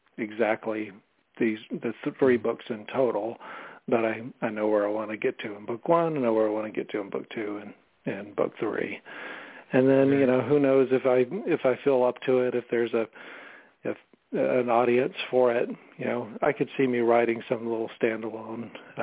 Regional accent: Alaska, United States; also born or lived in Germany / Georgia / North Carolina / Alabama; I was born in Germany, then, you know, moved to, you know, went to different places in the South, Georgia, North Carolina, Alabama. I've lived in Alaska for 4 years. Alaska was the place I lived at the longest growing up.

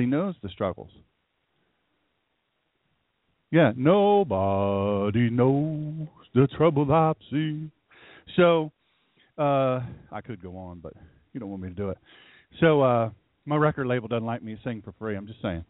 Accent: Sussex County, Delaware, United States; I'm from Sussex County, Delaware

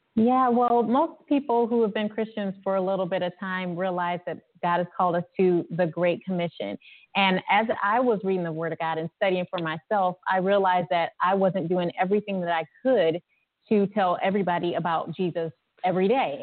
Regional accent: Ohio, United States; I'm from Ohio

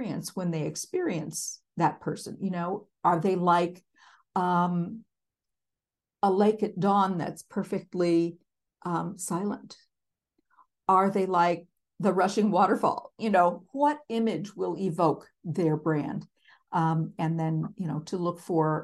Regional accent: Minneapolis, Minnesota, United States; I am from Minneapolis

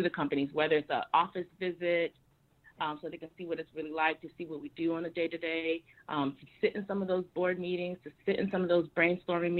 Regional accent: Miami, Florida, United States; moved away; also born or lived in Harlem, New York; I'm originally from Miami.

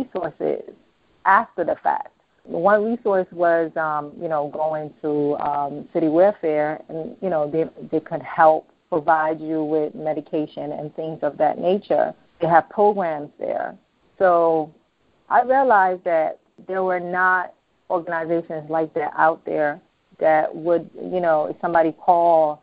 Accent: United States; also born or lived in Ghana; I was born in Ghana and I was raised here

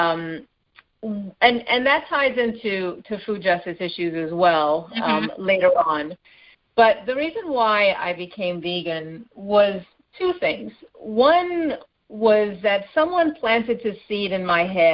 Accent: Trinidad & Tobago; moved away as an adult; also born or lived in Canada / Bay Area, California / South Florida; now in Los Angeles, United States; I was born and raised in Trinidad in the Caribbean, and mm-hmm. I left there when I was 21.

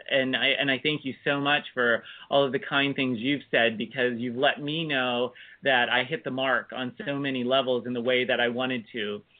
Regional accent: United States; born or raised there

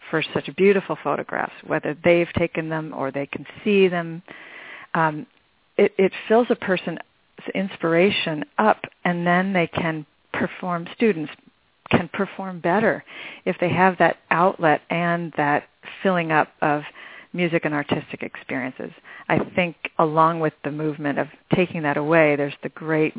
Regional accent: Michigan, United States; now in Arizona, United States; I grew up in Michigan, where they have four seasons

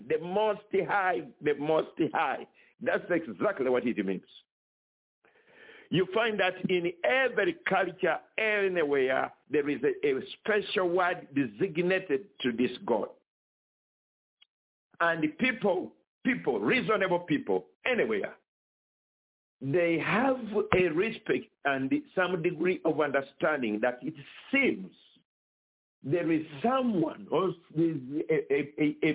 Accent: Kampala, Central Region, Uganda; moved away as an adult; also born or lived in China; I was born in Uganda, East Africa, in the city called Kampala. That's where I went to school

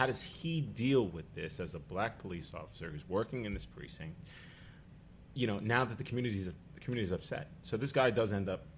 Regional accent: New York City, New York, United States; I grew up in Staten Island

